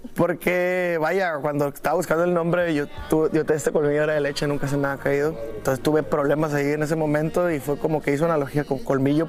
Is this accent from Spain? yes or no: no; Mexico; estamos siendo más mexicanos que nunca